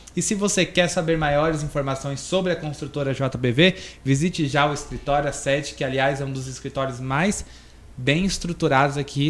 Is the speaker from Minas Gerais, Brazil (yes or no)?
no; Vila Rica, Mato Grosso, Brazil; moved away as an adult; do interior de Vila Rica, aí na zona rural, onde eu cresci, me criei até os 18 anos na roça